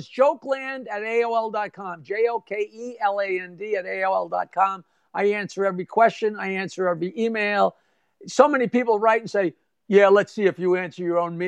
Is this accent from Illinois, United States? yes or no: no; Long Island, New York, United States; we're from Long Island